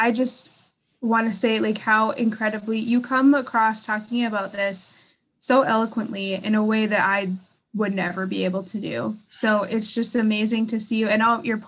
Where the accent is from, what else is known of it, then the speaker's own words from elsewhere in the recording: North Dakota, United States; growing up in North Dakota